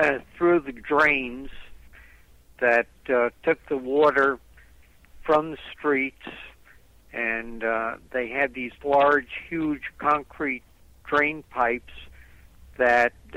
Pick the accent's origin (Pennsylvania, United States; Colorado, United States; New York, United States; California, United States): New York, United States; Levittown; I grew up in Levittown, Long Island